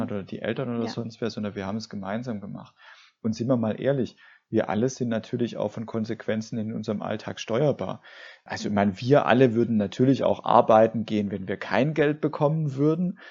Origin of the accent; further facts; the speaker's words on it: Swabia, Germany; ich komme ja aus dem Schwabenland